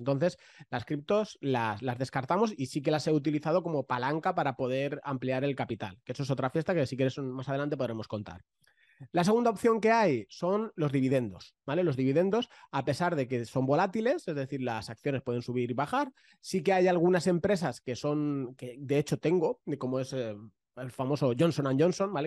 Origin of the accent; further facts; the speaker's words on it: Valencia, Valencian Community, Spain; yo soy de Valencia